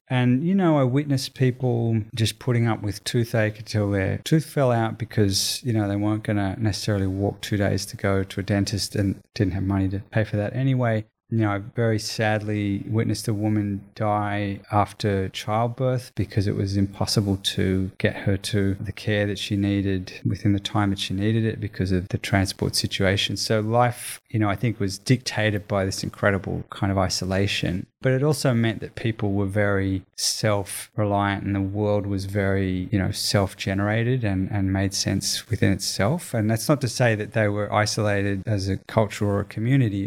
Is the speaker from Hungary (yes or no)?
no; Australia; growing up in Australia